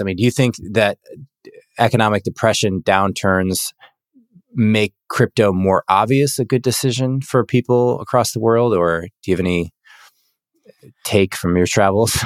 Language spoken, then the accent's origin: English; United States